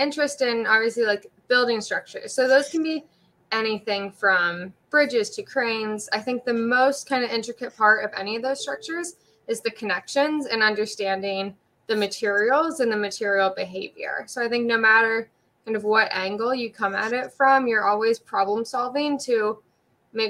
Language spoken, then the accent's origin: English; Pittsburgh, Pennsylvania, United States; now in San Diego, United States; I'm from Pittsburgh.